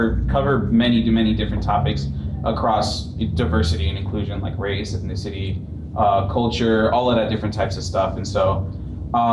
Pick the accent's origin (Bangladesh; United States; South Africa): United States; Cleveland, Ohio; I myself am from Cleveland